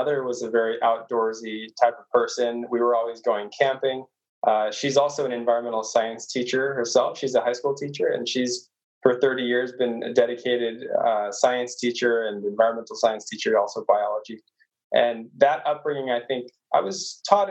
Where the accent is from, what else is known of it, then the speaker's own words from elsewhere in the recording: Orange County, California, United States; I actually grew up in the city, sort of a suburb. I live in Orange County, which is one of the bigger counties in California